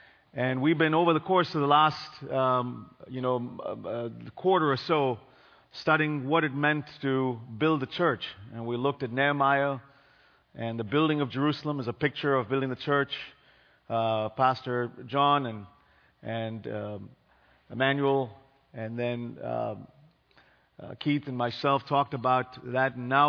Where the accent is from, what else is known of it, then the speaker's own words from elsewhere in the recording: Bangalore, Karnataka, India; In my home country in India, there were floods after 100 years. You know, Chennai is this little town to the east of where I grew up, Bangalore.